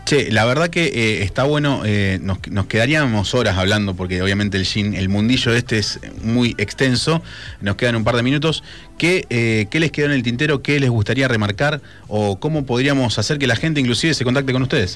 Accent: Argentina; nuestro país

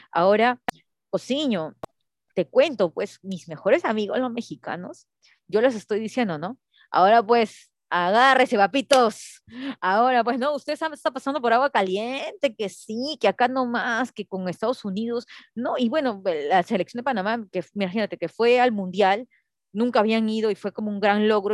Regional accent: Peru; soy peruana

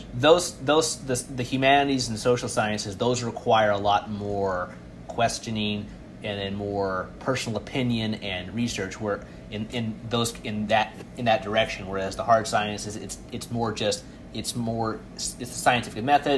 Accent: Midwest, United States; I'm from the Midwest, so we, I would, I didn't live on campus. I lived in my hometown

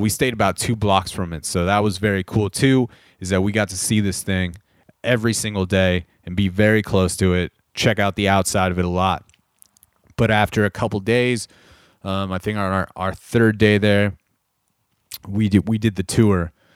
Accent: Corona, California, United States; moved away; back in Southern California where we grew up in Corona

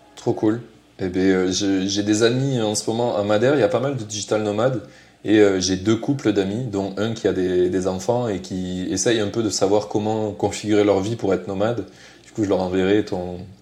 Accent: southern France, France; accent: southern; en français, j'ai un gros accent du sud.

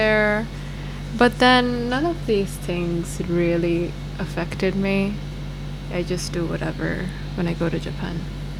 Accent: Bhopal, Madhya Pradesh, India; moved away as an adult; So I left when I was 18. And obviously there is a lot of racism. Because I come from Bhopal, which is like in the middle of India, and you don't get to see a lot of foreign looking people there.

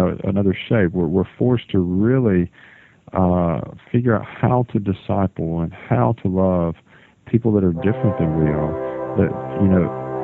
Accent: Auburn, Alabama, United States; now in Mobile, United States; I grew up in Auburn, Alabama. Went to, you know, elementary school all the way through high school there.

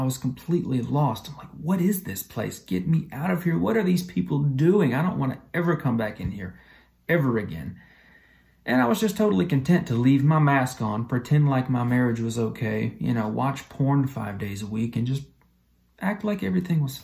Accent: Talladega, Alabama, United States; I am from Alabama, a little town called Talladega.

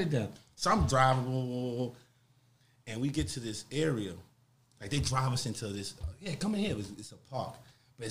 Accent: New York City, New York, United States; I'm from Harlem

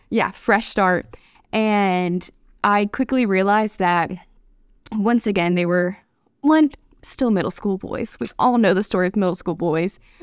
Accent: north of Atlanta, Georgia, United States; also born or lived in Pennsylvania; I left Pennsylvania when I was three, so I have mainly grown up in Georgia, about forty-five minutes north of Atlanta

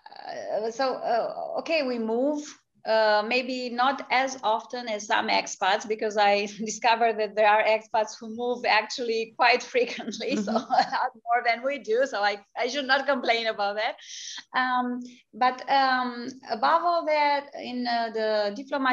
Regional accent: Romania; moved away as an adult; also born or lived in United States; I was coming from Romania, which was a free country, but it had been under a communist regime for a long time before. So I had lived for the first 12 years of my life in a completely different world

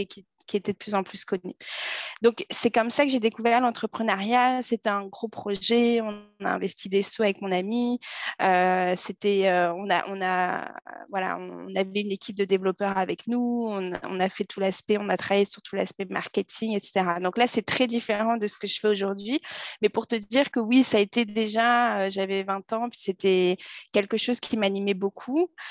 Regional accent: Paris, Île-de-France, France; moved away as an adult; now in Montreal, Canada; j'ai grandi à Paris

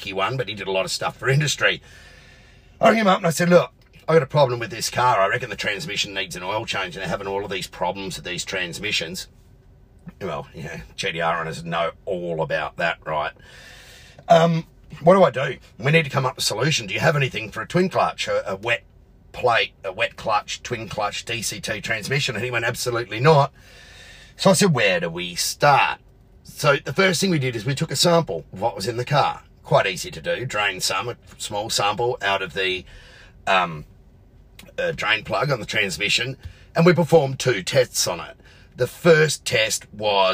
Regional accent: Adelaide, South Australia, Australia; my hometown of Adelaide

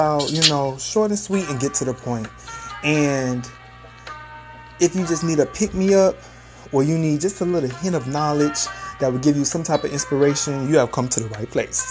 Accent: Miami, Florida, United States; I am from Miami, Florida. Miami-Dade bred me

